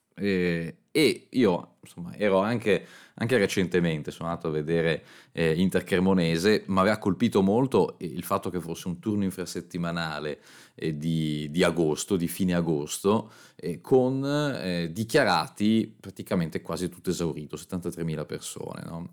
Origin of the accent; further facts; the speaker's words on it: Milan, Lombardy, Italy; io da, da milanese